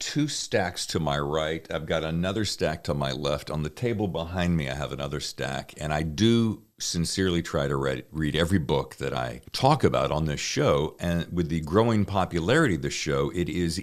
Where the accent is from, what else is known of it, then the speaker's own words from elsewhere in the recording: the South, United States; now in California, United States; I'm from the South